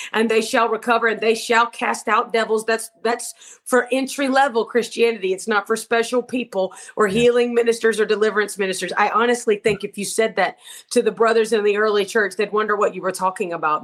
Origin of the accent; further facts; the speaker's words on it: Georgia, United States; my husband, I'm from Georgia, you know, but he's from the United Kingdom